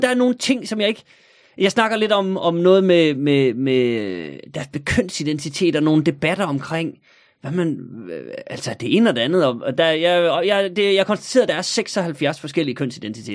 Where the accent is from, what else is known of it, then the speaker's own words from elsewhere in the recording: North Jutland, North Denmark Region, Denmark; nu er jeg jo nordjyde